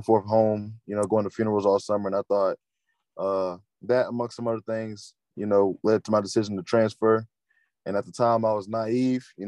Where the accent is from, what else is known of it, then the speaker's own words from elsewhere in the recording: Roanoke, Virginia, United States; I'm from Roanoke, Virginia. Played my high school ball at Lord Bottomside. And that's kind of like my roots, man, where I grew up